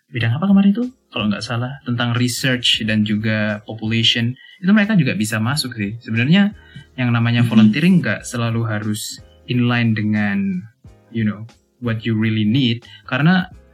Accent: Malang, East Java, Indonesia; first language Javanese; Indonesian is a second language; moved away; also born or lived in Australia; Aku asli Malang

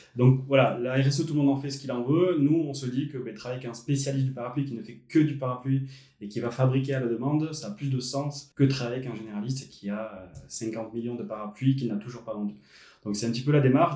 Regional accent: Bayonne, Nouvelle-Aquitaine, France; je suis natif de Bayonne

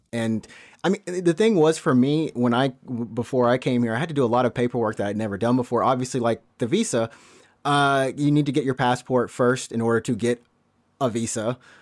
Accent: Alabama, United States; moved away as an adult; now in Japan; I'm from Alabama

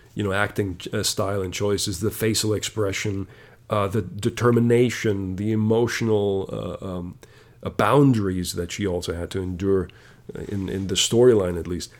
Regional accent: Germany; I come from Germany

